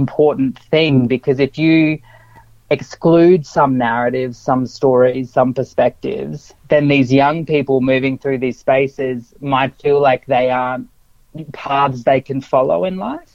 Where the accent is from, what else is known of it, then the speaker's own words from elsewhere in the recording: South Australia, Australia; I grew up in South Australia